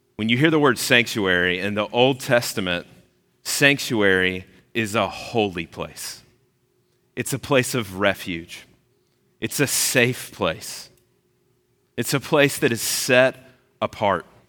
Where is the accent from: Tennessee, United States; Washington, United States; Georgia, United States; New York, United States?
Georgia, United States; moved away as an adult; also born or lived in South Carolina / Kentucky; now in Orlando, United States; I grew up in Georgia. I lived there for years and years.